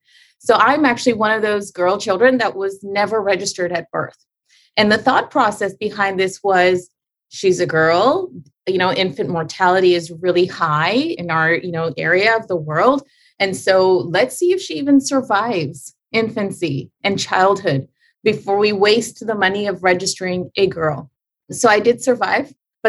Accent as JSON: {"language": "English", "country": "Canada", "lives_now": "Chicago, United States", "said": "So I landed in Chicago, started a wellness center. As a Canadian, you can't just start earning an income in the USA."}